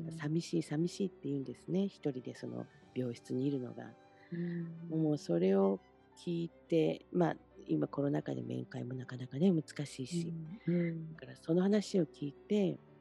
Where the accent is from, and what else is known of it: Shimonoseki, Yamaguchi, Japan; born or raised there; moved away